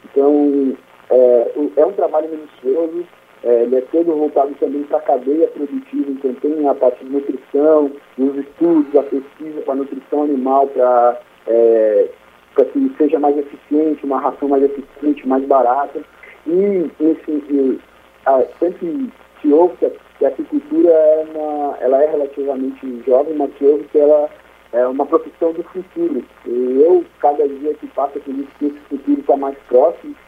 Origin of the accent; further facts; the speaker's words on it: Santa Catarina, Brazil; moved away as an adult; now in Maceió, Brazil; eu sou catarinense, assim, nasci e criado em Santa Catarina e hoje eu trabalho em Maceió